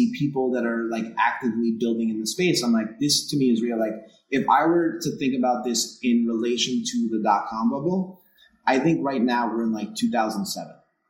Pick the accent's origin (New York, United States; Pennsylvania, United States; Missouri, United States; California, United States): New York, United States; New York City; accent: New York; you can tell by my accent